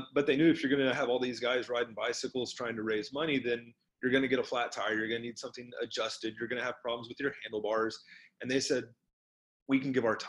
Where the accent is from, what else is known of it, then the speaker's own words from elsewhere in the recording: Oklahoma City, Oklahoma, United States; I was growing up in Oklahoma City